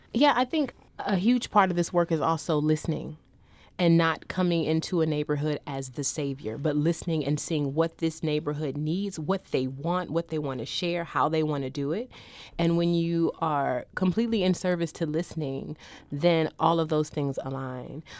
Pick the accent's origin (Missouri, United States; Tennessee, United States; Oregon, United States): Missouri, United States; St. Louis; I'm from St. Louis